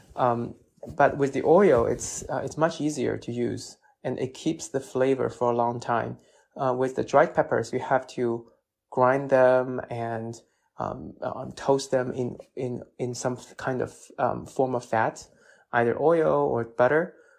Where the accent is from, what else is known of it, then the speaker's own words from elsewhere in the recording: Chongqing, China; English is a second language; now in Washington, D.C., United States; from my hometown Chongqing and Sichuan